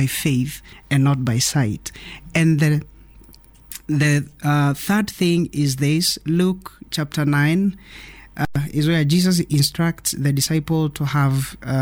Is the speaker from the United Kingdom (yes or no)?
no; Kenya; I'm Kenyan